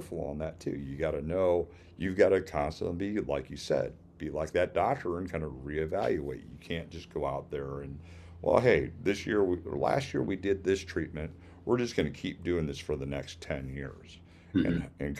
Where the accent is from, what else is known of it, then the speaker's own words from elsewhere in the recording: Illinois, United States; moved away as an adult; now in Florida, United States; I grew up in Illinois. That's where I became a certified arborist